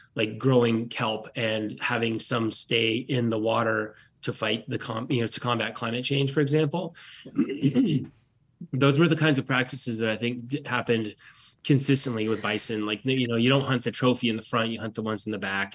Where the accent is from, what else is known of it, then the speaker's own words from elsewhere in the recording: Petersburg, Alaska, United States; moved away as an adult; also born or lived in Nome, Alaska / New Orleans / Durham, North Carolina / Anchorage, Alaska; now in North Carolina, United States; I was born and raised in Petersburg. Well, I was born in Petersburg, and I lived in Nome for a year in the second grade